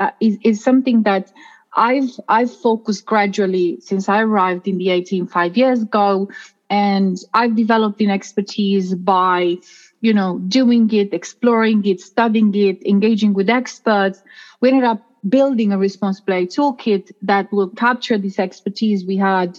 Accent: Romania; moved away; in my home country, in Romania

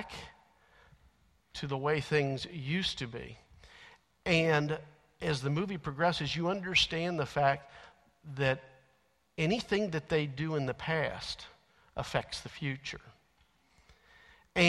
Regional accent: Alexandria, Kentucky, United States; the grocery store carryout in Alexandria

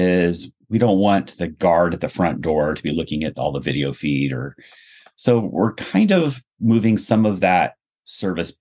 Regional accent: Cupertino, California, United States; I grew up in Cupertino

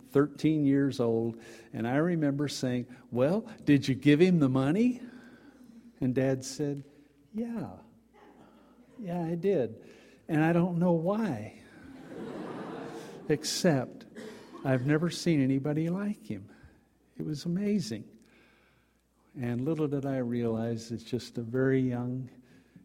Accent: Dallas, Texas, United States; I grew up in Dallas, Texas

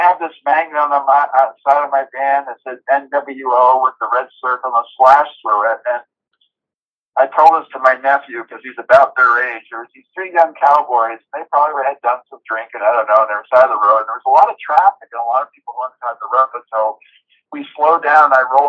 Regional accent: New England, United States; So even though I come from New England and stuff, it was, like, bitter cold.

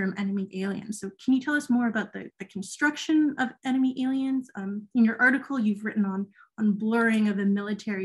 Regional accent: Ontario, Canada; I grew up in Ontario learning First World War and Canada history

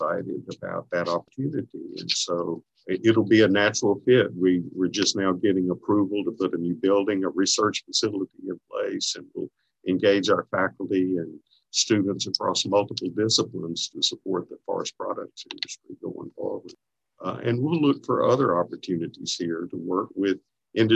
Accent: Bastrop, Louisiana, United States; from Bastrop, which is my hometown, an hour or so away from here.

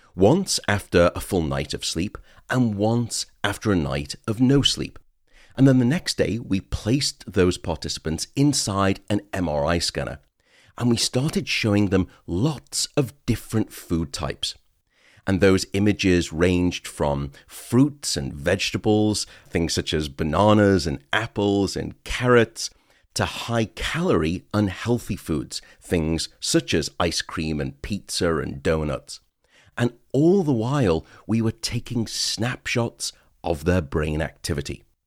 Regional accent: United Kingdom

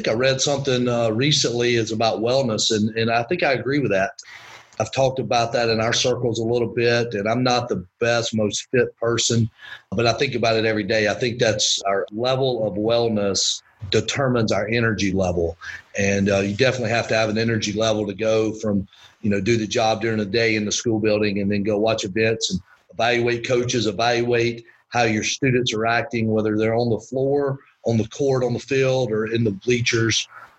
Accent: Winder, Georgia, United States; And then the other part of that I learned growing up in Winder was a sense of community pride.

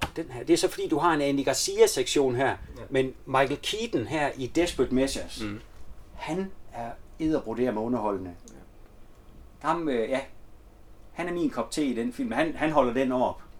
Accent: Denmark; hjemme i Gammelry

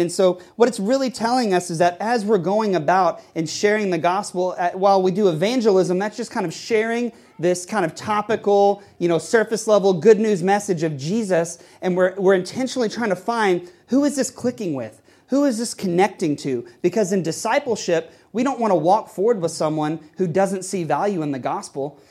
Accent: Texas, United States; now in New York City, United States; I grew up playing baseball in Texas

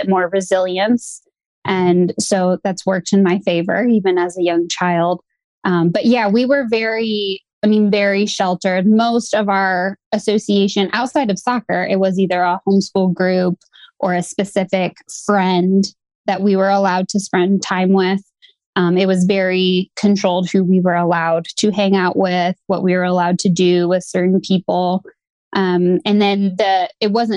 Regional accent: Midwest, United States; I grew up in the Midwest

